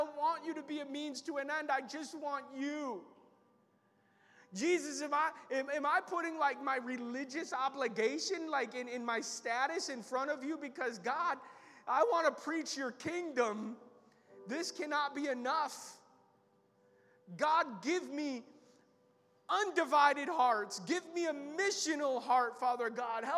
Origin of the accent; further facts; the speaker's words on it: United States; as American Christians